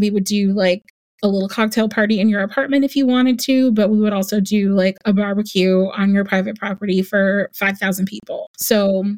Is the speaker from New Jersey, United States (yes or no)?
yes; New Jersey, United States; moved away as an adult; also born or lived in New York; now in Charlotte, United States; I grew up in New Jersey, but my entire family is in the South